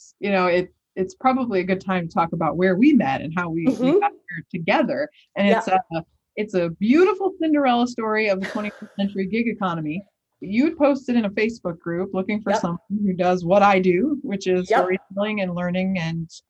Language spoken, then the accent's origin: English; Chicago, Illinois, United States; as a child growing up in the South Side of Chicago in the late 80s and early 90s